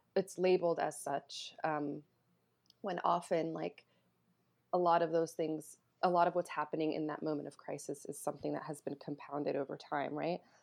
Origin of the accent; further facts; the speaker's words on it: North Carolina, United States; also born or lived in New Jersey; I was born in New Jersey and then moved to North Carolina when I was seven.